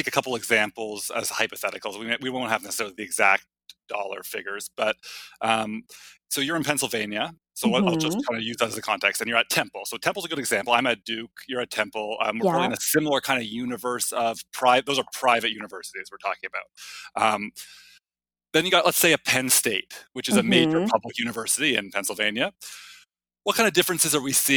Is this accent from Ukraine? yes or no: no; Canada; also born or lived in Toronto; I'm Canadian